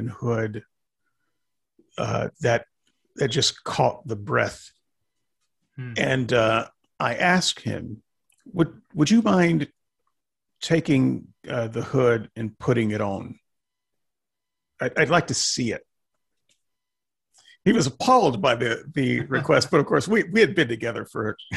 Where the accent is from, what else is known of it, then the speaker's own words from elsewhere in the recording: the South, United States; moved away; also born or lived in Portland, Oregon; I was from the South